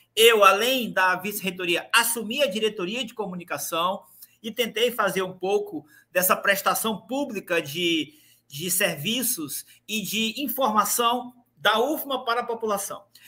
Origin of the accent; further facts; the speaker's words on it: Imperatriz, Maranhão, Brazil; eu sou de Imperatriz